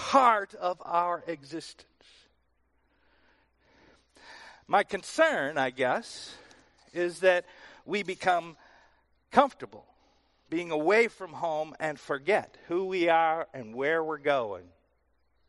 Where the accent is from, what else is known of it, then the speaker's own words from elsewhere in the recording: Wisconsin, United States; moved away as an adult; also born or lived in Texas; I moved from Wisconsin to Texas